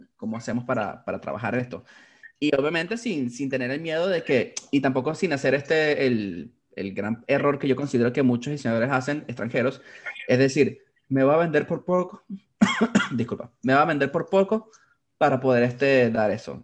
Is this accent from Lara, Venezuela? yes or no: no; Valencia, Carabobo, Venezuela; now in Orlando, United States; nací en Valencia, Carabobo, eh, también en Venezuela. Eh, ahorita residenciado en Orlando, Florida, en Estados Unidos